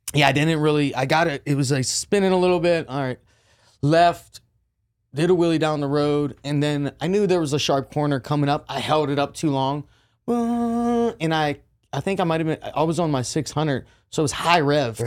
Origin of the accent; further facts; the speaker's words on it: Jeannette, Pennsylvania, United States; also born or lived in Orange County, California; now in Texas, United States; A little city called Jeanette, P A, is where I grew up